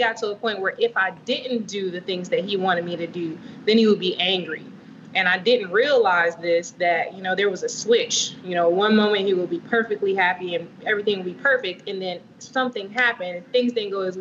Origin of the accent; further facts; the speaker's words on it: Vero Beach, Florida, United States; Born in Florida. Vero Beach, actually, to be specific